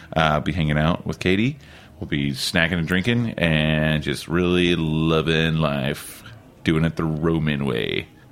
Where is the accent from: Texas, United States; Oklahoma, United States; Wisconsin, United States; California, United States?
Oklahoma, United States; now in New York, United States; when you live in New York, but at the same time, like, I'm from Oklahoma